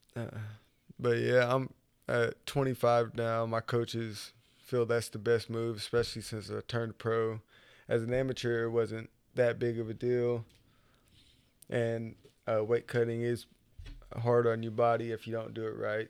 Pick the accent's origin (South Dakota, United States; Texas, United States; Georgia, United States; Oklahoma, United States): Oklahoma, United States; Okmulgee; moved away as an adult; also born or lived in Tulsa, Oklahoma; I was, uh, basically born and raised in Okmulgee